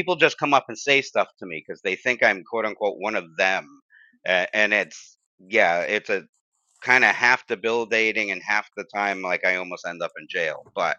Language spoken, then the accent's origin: English; Bridgeport, Connecticut, United States; I grew up Italian Catholic in Bridgeport